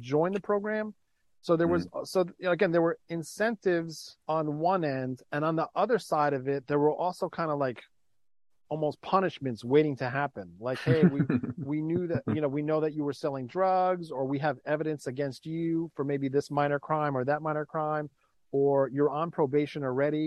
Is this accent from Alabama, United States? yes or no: no; New York City, New York, United States; I was born and raised in New York